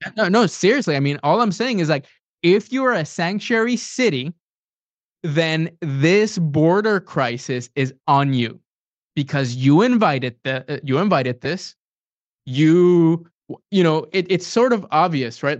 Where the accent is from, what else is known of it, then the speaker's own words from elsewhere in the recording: San Antonio, Texas, United States; I'm from San Antonio, Texas.